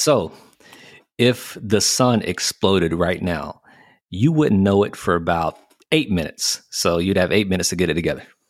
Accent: the South, United States; I was born and bred in the South

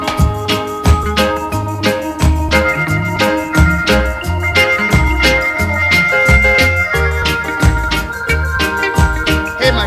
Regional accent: Leicester, East Midlands, United Kingdom; Leicester, my hometown

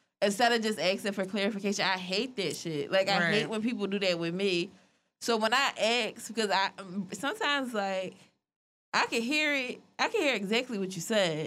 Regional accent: Philadelphia, Pennsylvania, United States; we're from Philly.

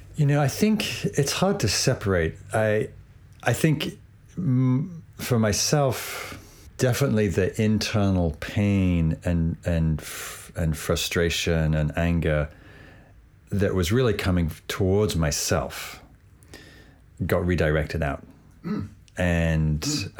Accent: England, United Kingdom; growing up in England

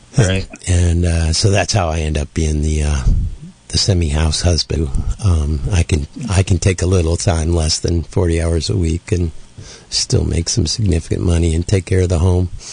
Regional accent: Oberlin, Ohio, United States; moved away; my hometown of Oberlin, Ohio

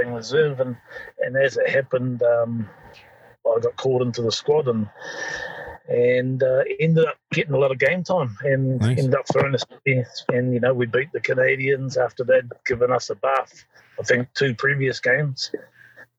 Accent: Waitara, Taranaki, New Zealand; my hometown in Waitara, in just north of New Plymouth in Taranaki. And you know, I grew up there

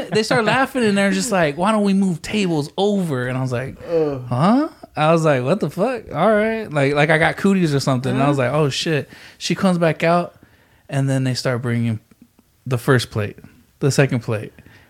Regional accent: San Antonio, Texas, United States; also born or lived in Odessa, Texas; I grew up in San Antonio, Odessa.

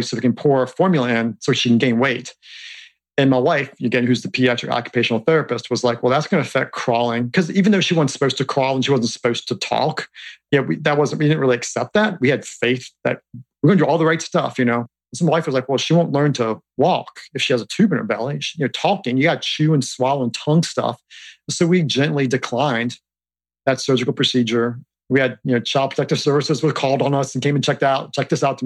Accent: Harrisonburg, Virginia, United States; growing up in Harrisonburg, which is a small town in Virginia

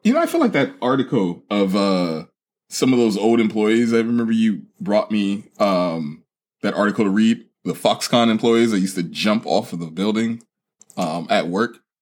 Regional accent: California, United States; we're from California

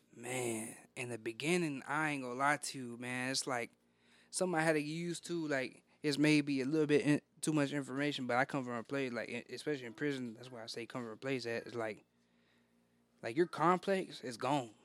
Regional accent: Texas, United States; Born and raised in Texas.

